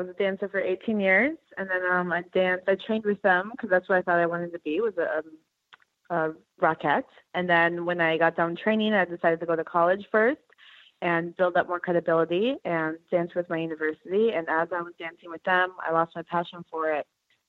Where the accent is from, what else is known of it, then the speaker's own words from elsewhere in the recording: Wisconsin, United States; Western Wisconsin.